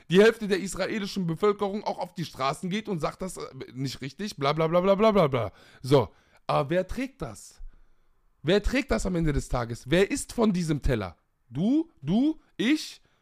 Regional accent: Palestine; Vor allem in meiner Perspektive als Palästinenser.

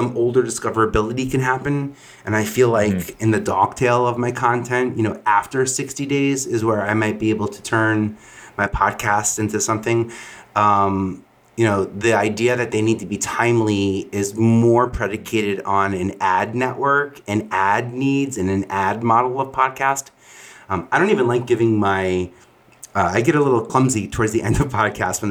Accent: New York City, New York, United States; from Staten Island

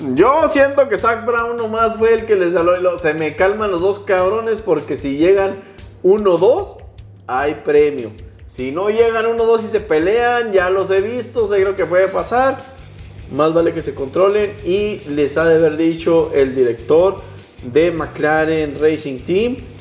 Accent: Mexico; como decimos aquí los mexicanos

